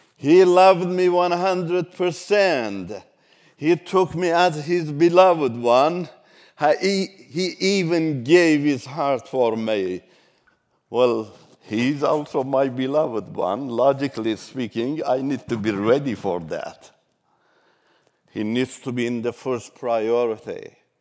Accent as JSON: {"language": "English", "country": "Iran", "also_born_or_lived": "Turkey", "first_language": "Turkish", "second_language": "English", "moved": "as an adult", "said": "run away from Iran to Turkey. Turkish is my mother language"}